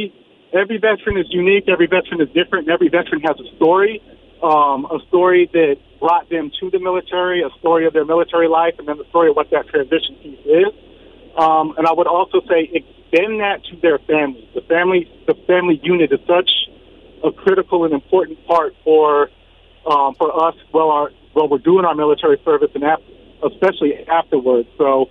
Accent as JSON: {"language": "English", "town": "Sacramento", "region": "California", "country": "United States", "lives_now": "San Antonio, United States", "said": "So we live in Sacramento, or we live in San Antonio. I'm from Sacramento. I'm out in Sacramento right now because my mom turned 70 on Monday."}